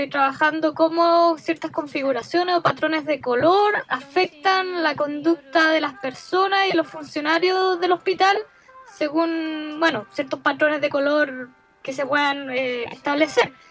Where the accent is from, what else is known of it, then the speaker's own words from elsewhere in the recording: Busan, South Korea; Spanish is a second language; now in Japan; Bueno, soy coreana, eh, soy de Busan y tengo 26